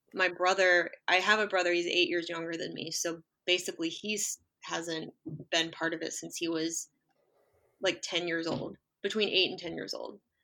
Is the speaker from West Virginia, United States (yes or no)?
yes; West Virginia, United States; moved away; also born or lived in Baltimore; I'm from West Virginia and went like I was in a congregation there